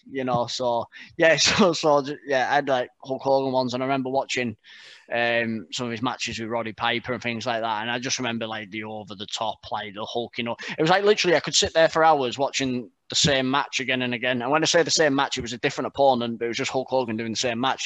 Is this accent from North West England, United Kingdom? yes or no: yes; Barrow-in-Furness, North West England, United Kingdom; moved away as an adult; now in Burton upon Trent, United Kingdom; I'm from Barrow in Furness